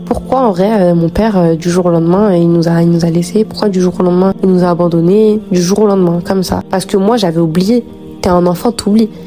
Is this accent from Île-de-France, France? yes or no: yes; Noisy-le-Grand, Île-de-France, France; On a grandi à Noisy-le-Grand